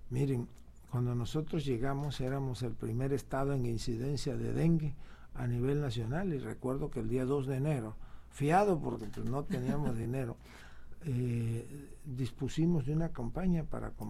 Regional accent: Tabasco, Mexico; somos privilegiados los tabasqueños por haber nacido o habernos criado aquí entre tanta agua. Es un estado, y no es porque seamos tabasqueños, pero es un estado hermoso.

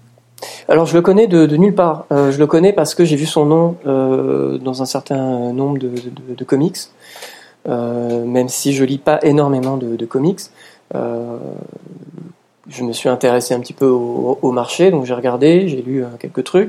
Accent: France; chez nous en France où, euh, depuis les années quatre-vingt, on a tous grandi

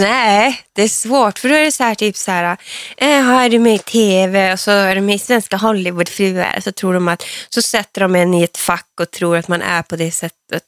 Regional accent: Hortlax, Norrbotten County, Sweden; Ja, så där växte jag upp

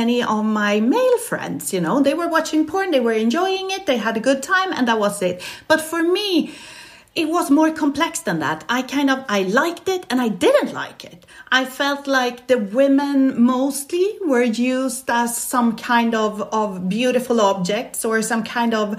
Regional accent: Stockholm, Stockholm County, Sweden; now in Barcelona, Spain; I'm Swedish. I was born in Stockholm

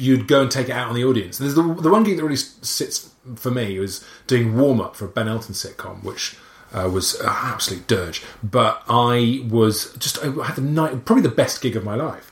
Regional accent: Wales, United Kingdom; accent: Welsh; I'm Welsh

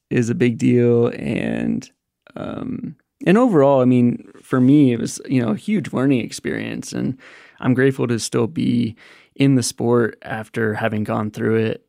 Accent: Buena Vista, Colorado, United States; I grew up in Buena Vista, Colorado

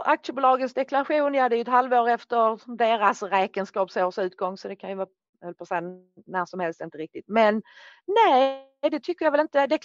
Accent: Norrland, Sweden; jag är norrlänning

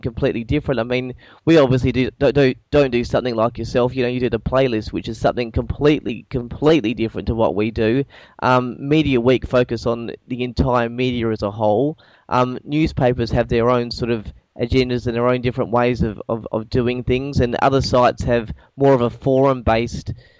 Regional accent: Perth, Western Australia, Australia; I'm actually from Perth

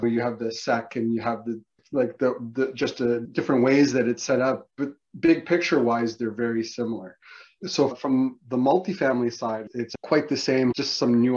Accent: Canada; as a Canadian in the US

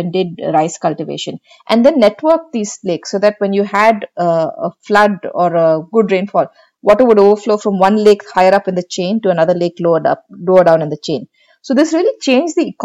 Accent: Bangalore, Karnataka, India; Bangalore being the capital city of Karnataka, which is where I'm based and it's my hometown

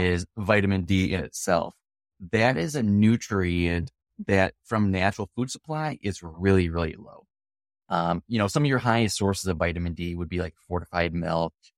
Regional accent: Wisconsin, United States; I'm from Wisconsin, the dairy states

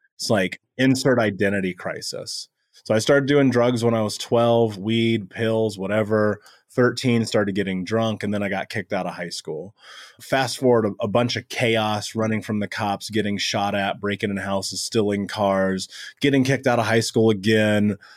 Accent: Indianapolis, Indiana, United States; I grew up in America, in Indianapolis, in the greatest country in the world.

